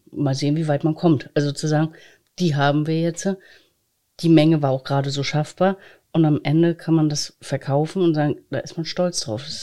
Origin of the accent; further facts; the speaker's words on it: Greifswald, Mecklenburg-Vorpommern, Germany; born there; Ich bin ja gebürtige Greifswalderin und ich kenne die kulinarischen Vorlieben meiner Familie